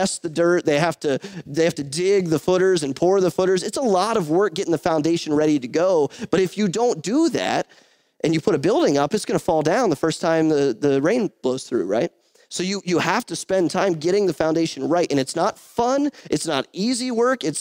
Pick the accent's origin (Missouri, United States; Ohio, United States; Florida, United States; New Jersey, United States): Ohio, United States; Northeast; I'm from and I was born in Northeast Ohio, which is about an hour, hour and a half south of Cleveland